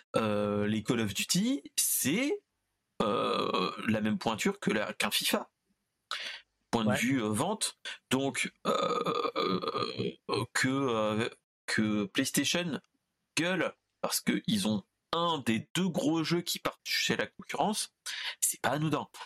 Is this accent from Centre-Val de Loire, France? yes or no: yes; Orléans, Centre-Val de Loire, France; Orléanais de base